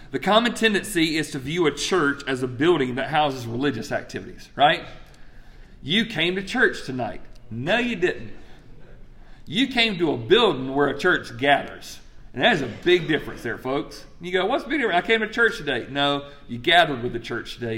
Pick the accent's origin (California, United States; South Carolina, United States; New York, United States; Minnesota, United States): South Carolina, United States; Greenwood; I'm from Greenwood, South Carolina